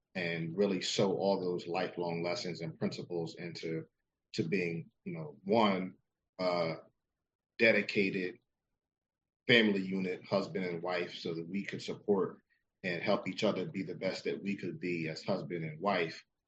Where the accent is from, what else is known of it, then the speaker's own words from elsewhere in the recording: New Jersey, United States; I was born and raised in South Jersey.